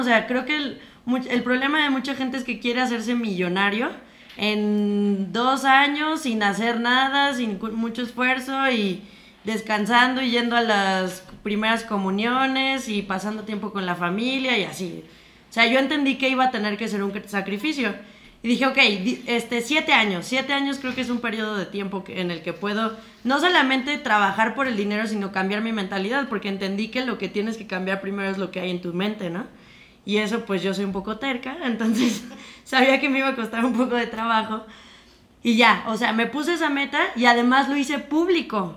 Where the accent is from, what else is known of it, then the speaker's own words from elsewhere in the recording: Mexico; como mexicanos